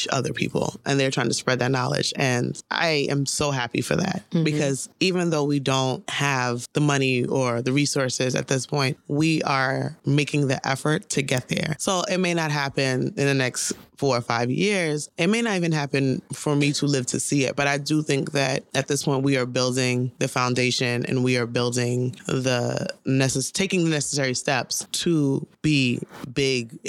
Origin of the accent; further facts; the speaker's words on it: New York City, New York, United States; I'm from the Bronx